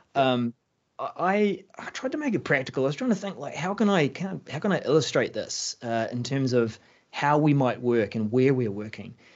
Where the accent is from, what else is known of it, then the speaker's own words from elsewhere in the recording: New Zealand; I'm a Kiwi